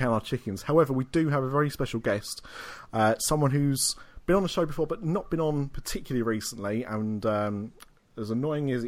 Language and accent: English; United Kingdom; we are British